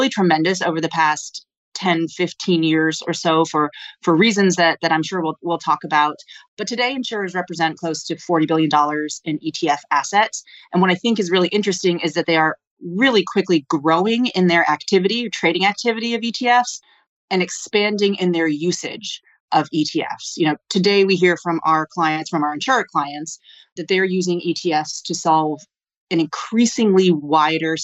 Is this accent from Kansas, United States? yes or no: no; Old Saybrook, Connecticut, United States; I grew up in a small town in Connecticut